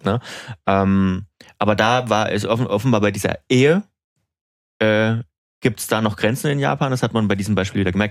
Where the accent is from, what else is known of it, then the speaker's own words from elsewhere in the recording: Germany; bei uns in Deutschland